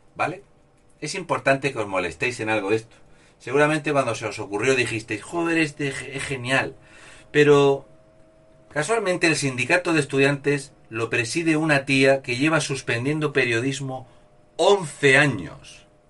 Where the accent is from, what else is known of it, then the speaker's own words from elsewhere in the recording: Spain; Soy un español sin complejos